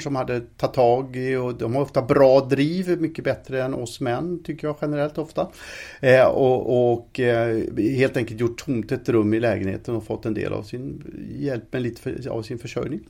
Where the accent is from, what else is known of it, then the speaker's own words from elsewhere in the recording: Alingsås, Västra Götaland, Sweden; i Alingsåstidningen där jag växte upp